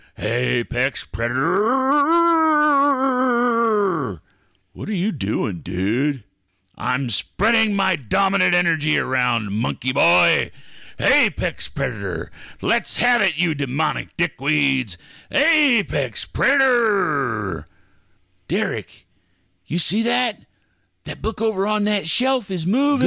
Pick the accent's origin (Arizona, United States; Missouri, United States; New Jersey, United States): Missouri, United States; Independence; moved away; my hometown